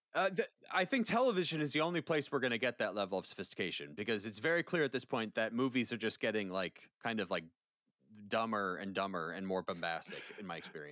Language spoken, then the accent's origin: English; Valrico, Florida, United States; I grew up in Central Florida